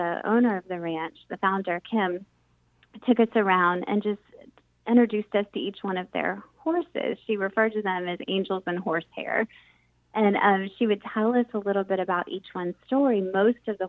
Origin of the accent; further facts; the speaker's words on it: St. Petersburg, Florida, United States; moved away as an adult; now in Raleigh, United States; growing up in St. Petersburg, Florida